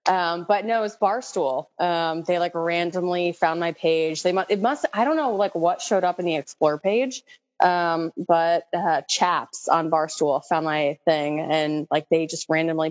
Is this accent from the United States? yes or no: yes; New Jersey, United States; I'm from New Jersey